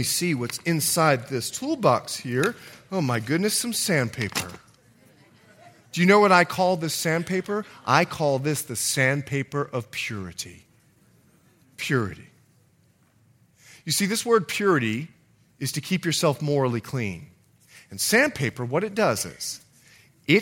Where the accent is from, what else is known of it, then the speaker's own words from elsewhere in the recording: Bahamas; also born or lived in Montana / California; now in United States; I'm from the Bahamas.